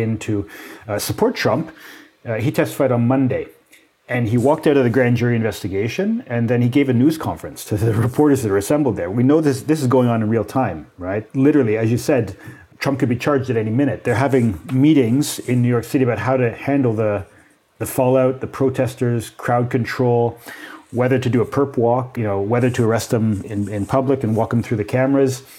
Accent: Canada; as a Canadian

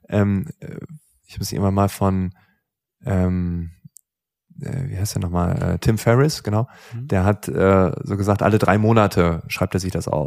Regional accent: Lower Saxony, Germany; da wo ich aufgewachsen bin, Ostfriesland, ähm, Freunde, Nachbarschaft. Es gibt auch in Ostfriesland gefühlt keine Reichen.

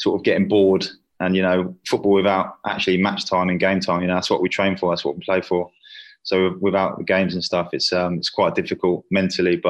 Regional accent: South East England, United Kingdom; moved away as an adult; also born or lived in Sweden; now in Malaysia; I sort of moved to England when I was in year one at school

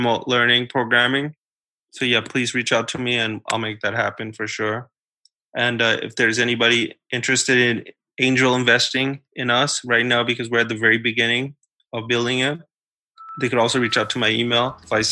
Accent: New York City, New York, United States; kids like me and like the kids that I grew up with in New York City

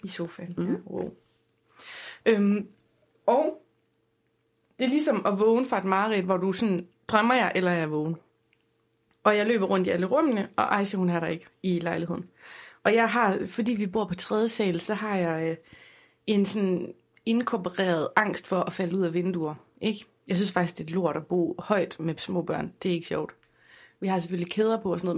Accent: Aarhus, Central Denmark Region, Denmark; jeg er jo fra Rigskov

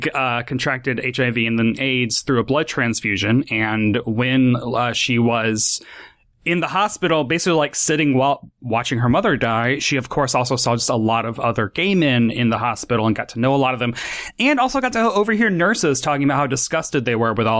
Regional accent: Tennessee, United States; my kind of flippant, silly accent, which is, I'm from Tennessee, it's genuine

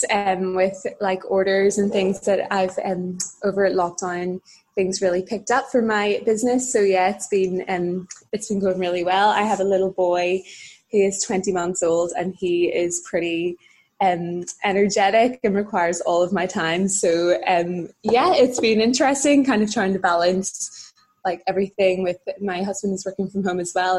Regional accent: Dungannon, Northern Ireland, United Kingdom; I grew up in Dungannon, which is in County Tyrone

